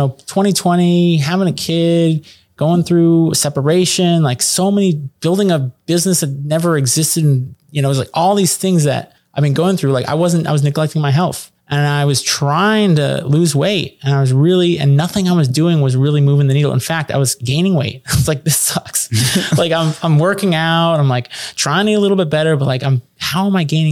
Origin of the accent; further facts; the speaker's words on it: New York City, New York, United States; I'm from New York City.